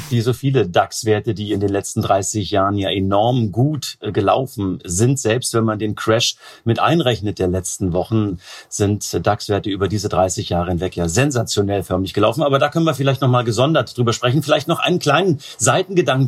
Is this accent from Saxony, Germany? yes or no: no; Potsdam, Brandenburg, Germany; ich als gebürtiger Potsdamer